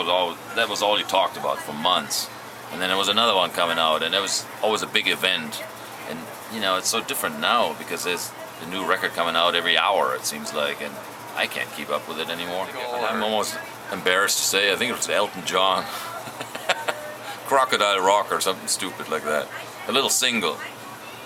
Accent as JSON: {"language": "English", "country": "Germany", "tie": "born or raised there", "said": "We grew up in Germany"}